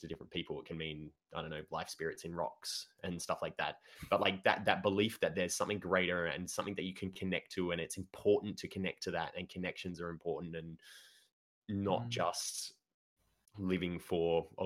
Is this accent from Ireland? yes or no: no; Australia; we are Australian, all of us.